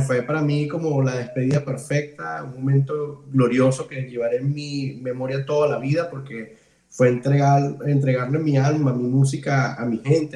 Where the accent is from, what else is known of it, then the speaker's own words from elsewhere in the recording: Ciudad Guayana, Bolívar, Venezuela; moved away as an adult; also born or lived in Caracas, Venezuela; now in Ireland; yo me crié en, entre Puerto Ordaz y San Félix, viví muchos muchos años en San Félix